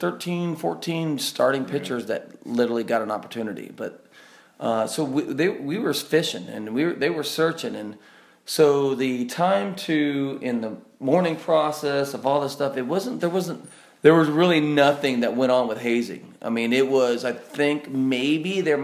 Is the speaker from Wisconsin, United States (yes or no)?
no; California, United States; I'm from California